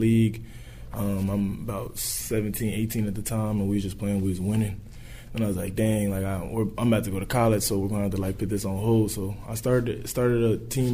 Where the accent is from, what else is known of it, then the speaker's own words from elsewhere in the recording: Indianapolis, Indiana, United States; A couple of things that I loved about my hometown is just basketball is just a big thing